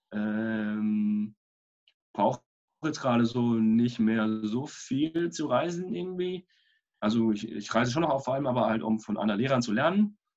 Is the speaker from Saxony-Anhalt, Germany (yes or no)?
no; Freiburg, Baden-Württemberg, Germany; Warum Freiburg? Weil es meine Heimatstadt ist und weil ich hier wohnen möchte